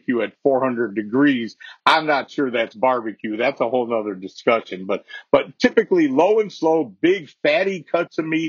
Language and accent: English; Chicago, Illinois, United States; I come from Chicago